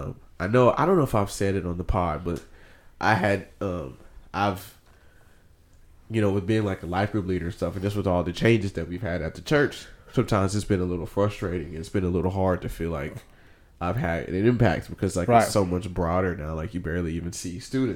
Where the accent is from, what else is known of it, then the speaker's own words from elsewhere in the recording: Houston, Texas, United States; I'm from Houston